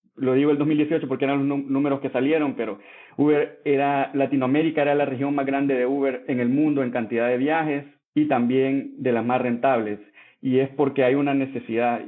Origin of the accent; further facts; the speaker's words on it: El Salvador; moved away as an adult; also born or lived in France / Mexico; yo soy salvadoreño, nací y crecí en El Salvador